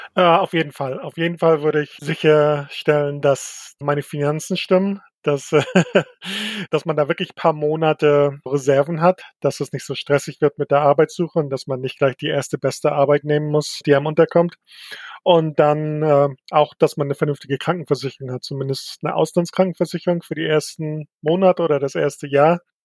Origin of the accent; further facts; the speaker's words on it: Mecklenburg-Vorpommern, Germany; now in Chicago, United States; Mecklenburg ist auch immer noch meine Heimat